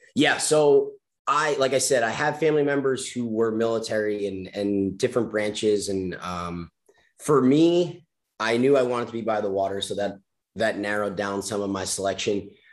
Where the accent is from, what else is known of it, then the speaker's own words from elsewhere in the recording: Long Island, New York, United States; I grew up surfing on Long Island